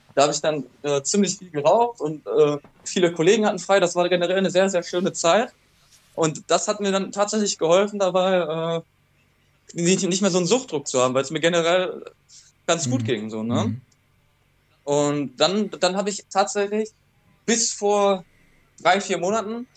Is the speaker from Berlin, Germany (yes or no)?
no; Ruhr area, North Rhine-Westphalia, Germany; meiner Heimatstadt also angekommen, im Ruhrgebiet